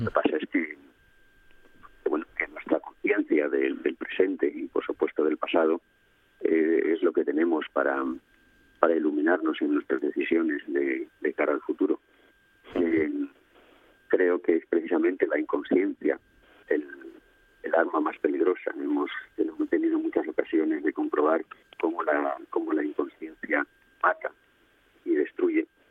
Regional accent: Asturias, Spain; now in Greece; soy asturiano de nacimiento si bien mis, dos familias, la materna y la paterna, pues a su vez, pues la paterna era más bien de, la zona de Castilla y la materna, pues con, muy arraigada también en La Habana, en Cuba. Eh, de todas formas, Asturias es el, paisaje de mi infancia

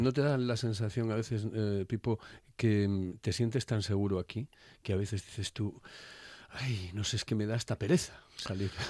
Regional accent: Asturias, Spain; somos los asturianos

